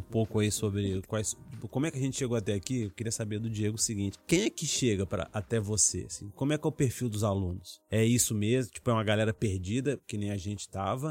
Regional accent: Brasília, Federal District, Brazil; moved away as an adult; also born or lived in Minas Gerais; minha família é aqui de Brasília

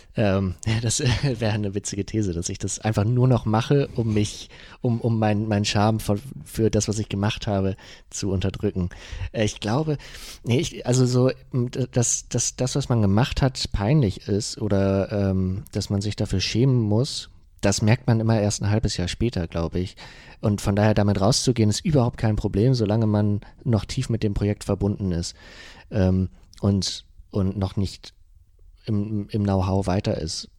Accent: Germany; ich komme ja aus dem, aus dem Bremer Umland, aus Euten. Das ist äh, ähm, schon dörflich.

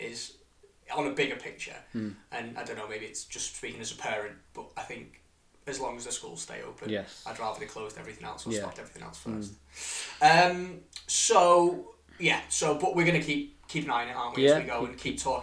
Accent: Widnes, North West England, United Kingdom; I'm from Widnes

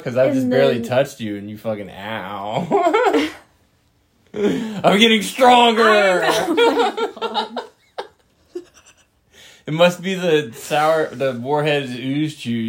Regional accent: Glen Burnie, Maryland, United States; also born or lived in Germany; now in Indiana, United States; I'm not from Balmer. I'm from Glenburnie.

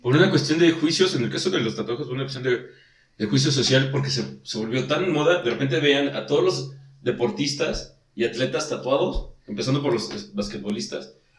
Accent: Mexico; nosotros, como mexicanos

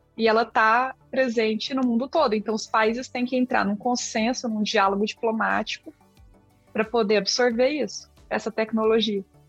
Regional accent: Brazil; accent: mineira/goiana; first language Portuguese; also born or lived in Goiás; Bem mineira, né? Mineira barra goiana

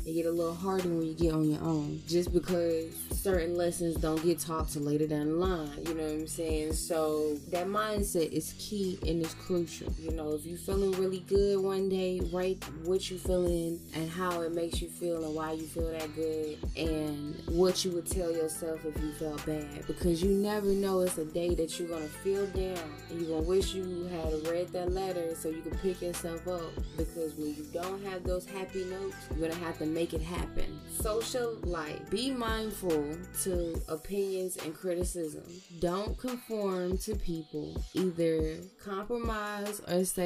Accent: the South, United States; accent: southern; my southern accent

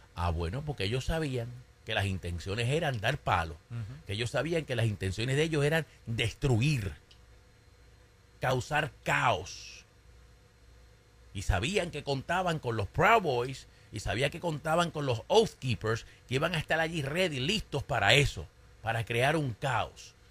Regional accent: Caguas, Puerto Rico; en mi pueblo, en Caguas, Puerto Rico

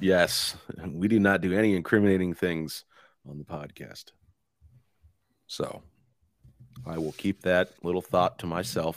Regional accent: United States; as American citizens

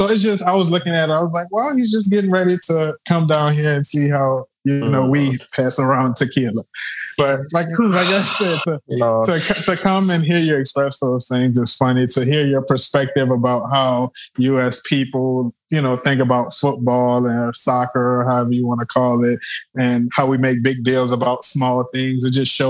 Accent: United States; as an American

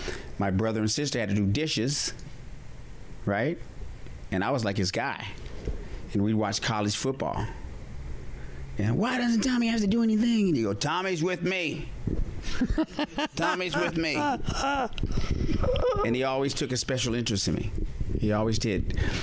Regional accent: Fort Collins, Colorado, United States; also born or lived in Wyoming; And where I grew up in Wyoming and Fort Collins was actually a different kind of white person.

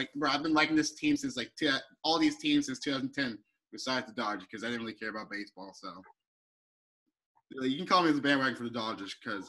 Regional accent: Oklahoma, United States; born there; everybody was calling me bandwagon even though I was born in Oklahoma.

